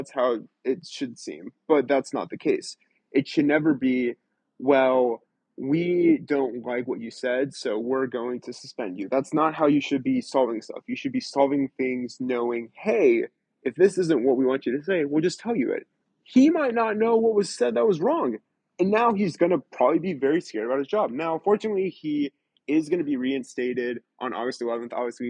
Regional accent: Mobile, Alabama, United States; It's a lot like the city I grew up in Mobile, Alabama. And it just reminds you of home being here, especially the humidity.

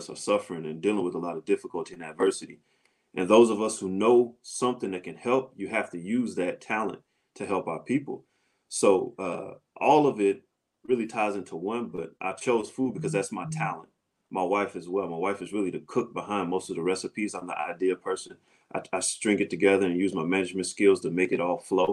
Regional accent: St. Louis, Missouri, United States; moved away; I'm from St. Louis, Missouri originally

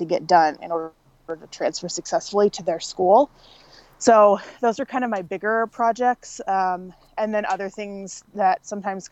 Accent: Vancouver, Washington, United States; moved away as an adult; also born or lived in Western North Carolina; I decided to move back to my hometown and got a job as an academic advisor at the community college where I got my associate's degree.

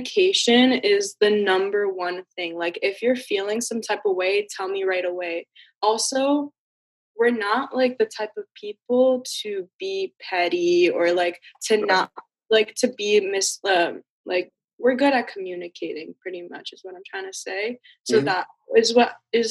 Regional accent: New York City, New York, United States; moved away

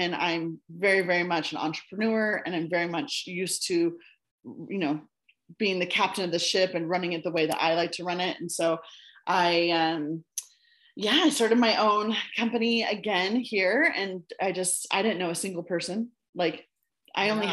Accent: United States; moved away as an adult; also born or lived in China; now I'm in my home country

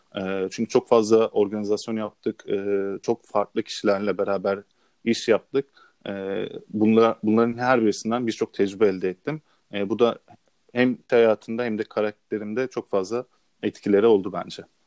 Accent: Istanbul, Turkey; İstanbul'da doğdum

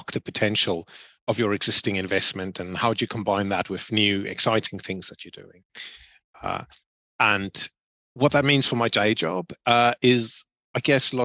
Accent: Cape Town, Western Cape, South Africa; moved away as an adult; now in United Kingdom; I grew up in Cape Town in South Africa. I studied there. My first job was there.

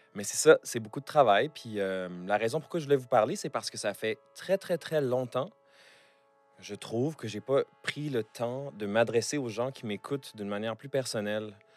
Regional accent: Montreal, Quebec, Canada; J'ai grandi à Montréal.

